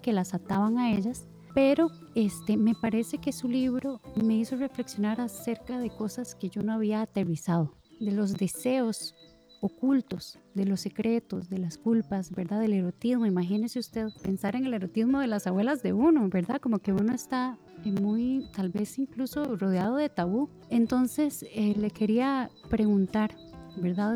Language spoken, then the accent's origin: Spanish; Costa Rica; le hablo como mujer, como mujer costarricense